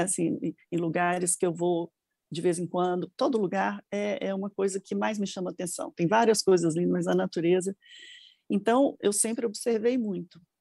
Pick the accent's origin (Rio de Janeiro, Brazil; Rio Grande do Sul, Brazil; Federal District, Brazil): Federal District, Brazil; Brasília; also born or lived in Minas Gerais; now in São Paulo, Brazil; eu nasci em Brasília, minha família é mineira, mas eu nasci em Brasília